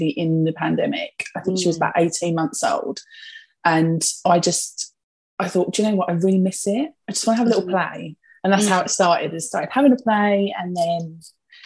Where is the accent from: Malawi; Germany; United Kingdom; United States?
United Kingdom; Essex, East of England; if my accent doesn't give me away, I'm from Essex. Born and bred. I've always lived in Essex actually, like my entire life